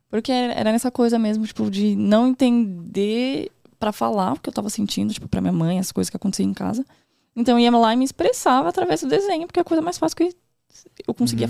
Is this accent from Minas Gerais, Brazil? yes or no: no; São Paulo, Brazil; also born or lived in Morro Doce, São Paulo; Atualmente eu moro lá no Morro Doce, porque eu morava no Campo Limpo, Zona Sul. Nasci lá, vivi uhum. até os 19 anos